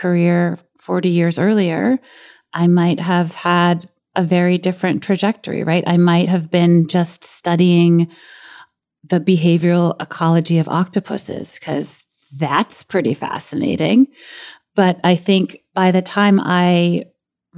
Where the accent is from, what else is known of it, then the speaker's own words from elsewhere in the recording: New York City, New York, United States; a girl who grew up in Brooklyn